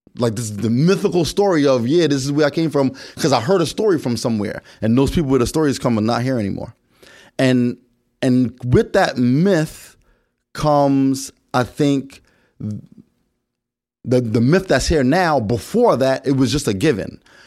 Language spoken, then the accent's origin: English; New York, United States; growing up in New York